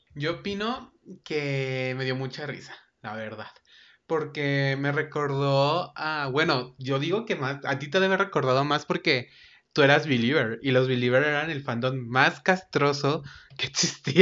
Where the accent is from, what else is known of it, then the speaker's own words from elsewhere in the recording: Mexico; aquí tú y yo somos mexicanos